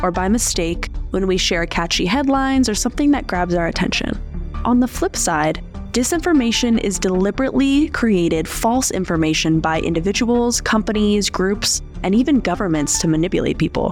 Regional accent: Colorado, United States; I'm an artist and a journalist born and raised in Colorado

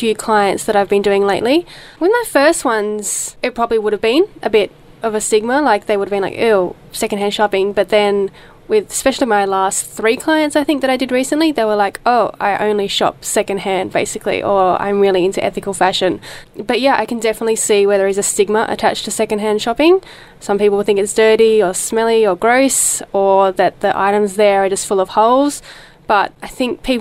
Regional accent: Tasmania, Australia; moved away; I was born in Tasmania

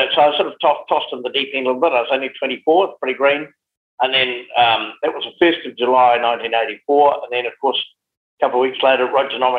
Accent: Geraldine, Canterbury, New Zealand; also born or lived in Timaru; now in Hawke's Bay, New Zealand; I've always said my heart is the Mackenzie, but my wallet is in Hawke's Bay. I'd always wanted to farm, and being based in Geraldine, I used to sort of wander along the road

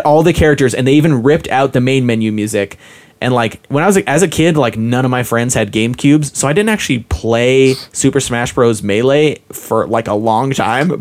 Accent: Utah, United States; I grew up in Utah

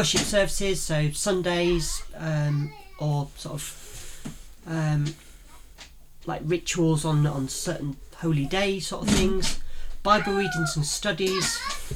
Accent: Yorkshire and the Humber, United Kingdom; accent: Yorkshire; my Yorkshire accent comes out.

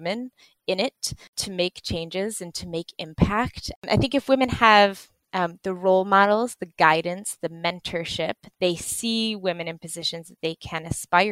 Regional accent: United States; moved away as an adult; now in United Kingdom; I grew up in the States

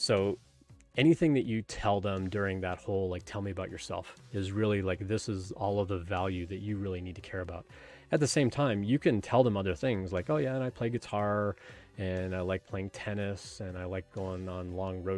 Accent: Canada; I grew up in Canada and I played ice hockey for 12 years

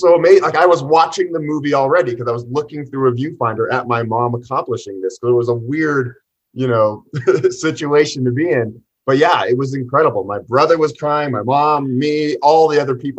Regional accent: Boulder, Colorado, United States; We grew up in Boulder, which is a very well-off town, but we weren't your typical Boulder family

